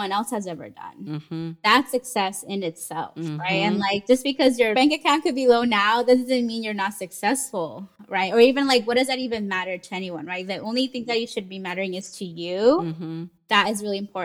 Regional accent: San Diego, California, United States; I was born and lived in San Diego many years

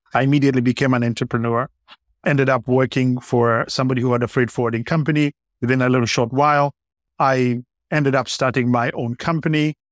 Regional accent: Kenya; I, I grew up in Kenya

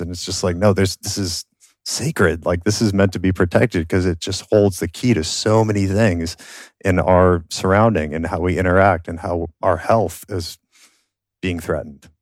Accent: Minnesota, United States; moved away; I grew up in Minnesota. I, I grew up on a farm

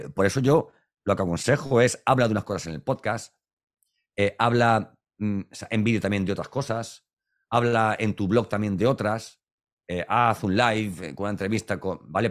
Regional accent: Valencian Community, Spain; Para los que somos valencianos

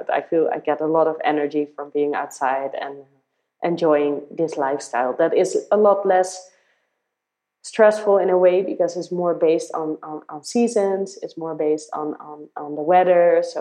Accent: Netherlands; moved away as an adult; I had to change this mindset a bit because I came from the Netherlands, where I did do this type of work that was a nine to six computer related job.

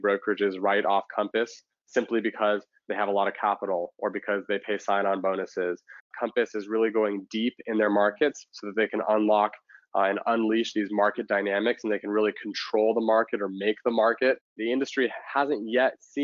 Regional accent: Palos Verdes, California, United States; also born or lived in San Luis Obispo, California / Silicon Valley; now in San Francisco, United States; I grew up in Southern California

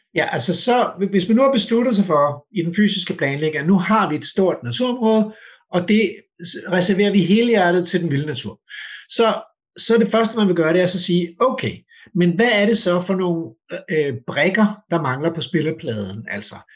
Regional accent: Denmark

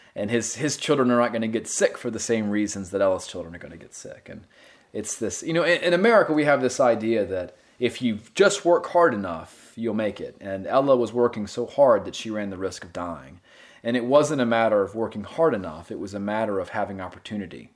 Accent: Gastonia, North Carolina, United States; moved away as an adult; also born or lived in Asheville, North Carolina / Louisiana; I grew up in Gastonia

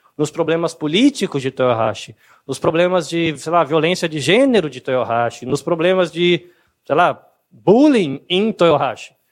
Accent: Brazil

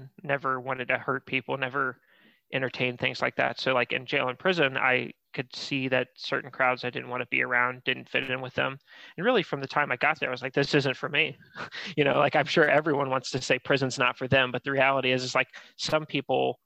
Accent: Florida, United States; now in Columbus, United States; I grew up in Florida.

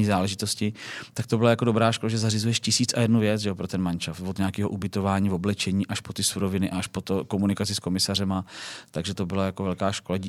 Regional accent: Plzeň, Plzeň Region, Czechia; jsem z Plzně, z západu Čech

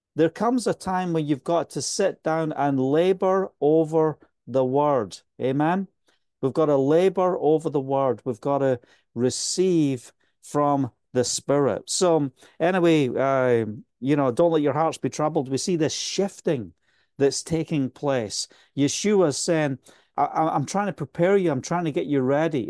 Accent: Scotland, United Kingdom; accent: Scottish; also born or lived in Spain; now in Israel; my Scottish accent's getting so much stronger again

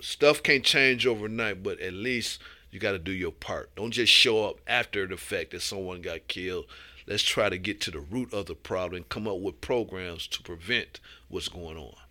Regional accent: Toledo, Ohio, United States; moved away; from my hometown

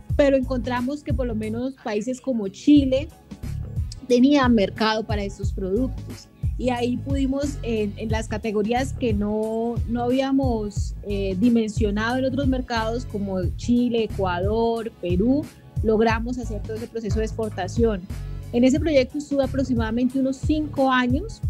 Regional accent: Colombia; yo soy colombiana

